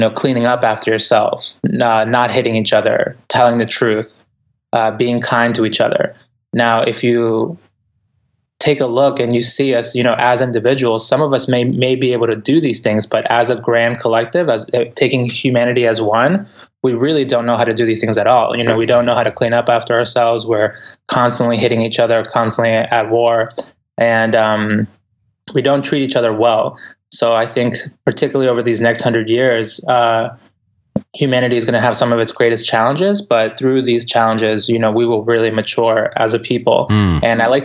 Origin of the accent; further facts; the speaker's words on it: Boston, Massachusetts, United States; English is a second language; also born or lived in Ecuador; I grew up in the inner city in Boston, and I came to the United States back when, I'm originally from Ecuador, and family back here. I came to here when I was about 4 years old